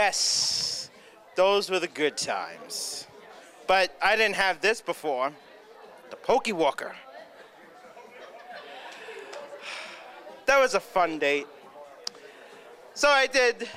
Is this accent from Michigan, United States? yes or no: no; New York, United States; You could tell I'm a New Yorker